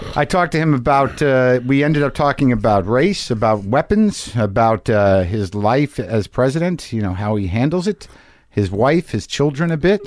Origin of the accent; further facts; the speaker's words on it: United States; as an American person